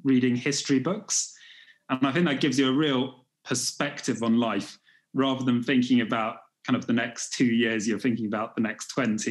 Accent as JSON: {"language": "English", "country": "United Kingdom", "also_born_or_lived": "China", "said": "I'm from Great Britain. I live in London"}